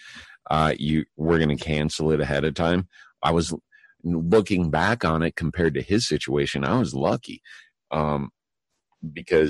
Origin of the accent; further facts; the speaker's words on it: Colorado, United States; Being a Colorado boy